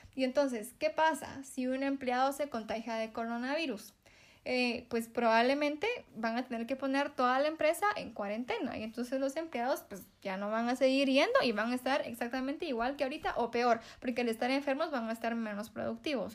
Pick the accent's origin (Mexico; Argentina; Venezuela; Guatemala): Guatemala; nosotros como guatemaltecos